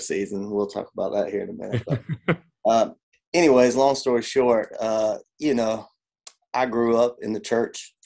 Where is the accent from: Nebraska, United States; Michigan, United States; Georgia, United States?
Georgia, United States; moved away; I'm from Georgia originally